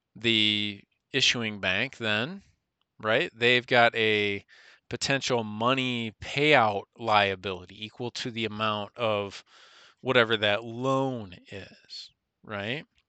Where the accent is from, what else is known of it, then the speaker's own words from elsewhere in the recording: United States; we as the American people